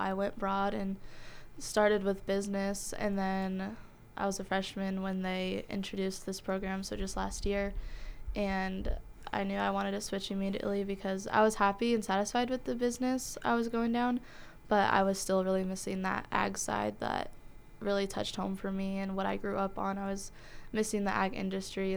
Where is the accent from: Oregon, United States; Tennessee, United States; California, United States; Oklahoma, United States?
Oregon, United States; Ione; I'm from Ione, Oregon, where I grew up on a dryland wheat farm.